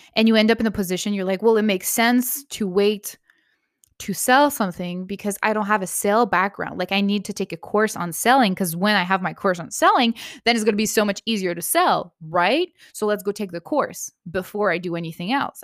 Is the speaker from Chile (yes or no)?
no; Canada; I'm Canadian